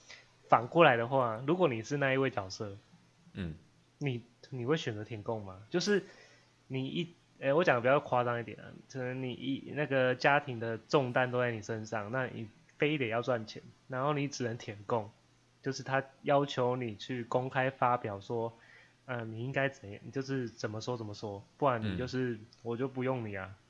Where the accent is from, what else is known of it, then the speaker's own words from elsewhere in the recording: Taiwan; 身为一个台湾人，